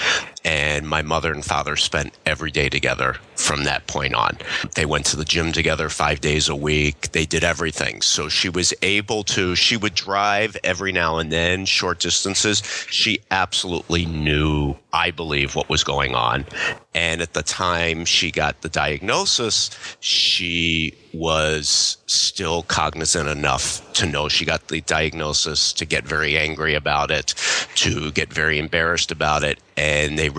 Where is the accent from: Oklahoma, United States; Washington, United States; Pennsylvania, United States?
Pennsylvania, United States; Philadelphia; moved away as an adult; now in Michigan, United States; I grew up in Philadelphia